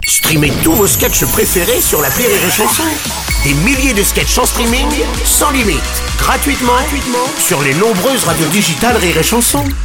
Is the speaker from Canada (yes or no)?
no; United States; now in France; en tant qu'Américain